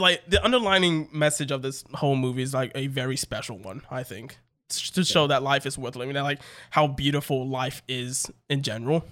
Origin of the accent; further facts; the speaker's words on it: United States; I'm American